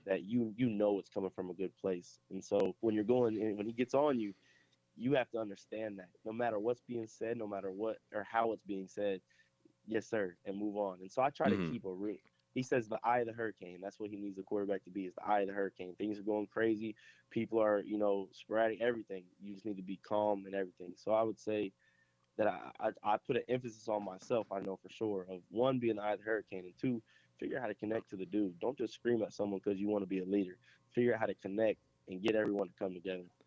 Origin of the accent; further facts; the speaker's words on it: Pickerington, Ohio, United States; moved away as an adult; now in South Carolina, United States; I'm originally from from Pickerington, Ohio